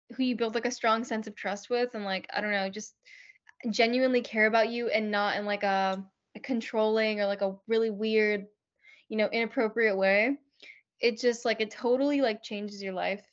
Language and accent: English; Land O' Lakes, Florida, United States; I grew up in Lando Lakes, Florida